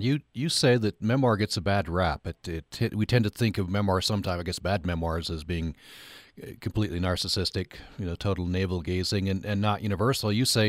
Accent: Vernal, Utah, United States; my hometown newspaper, the Vernal Express.

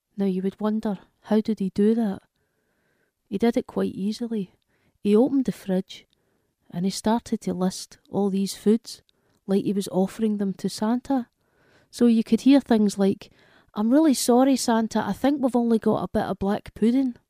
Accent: Glasgow, Scotland, United Kingdom; from Glasgow in Scotland

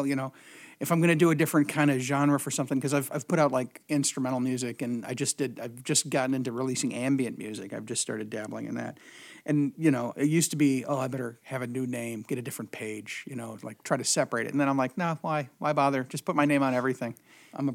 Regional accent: Aurora, Illinois, United States; also born or lived in DeKalb, Illinois; I grew up in Aurora. Moved there when I was 3 years old.

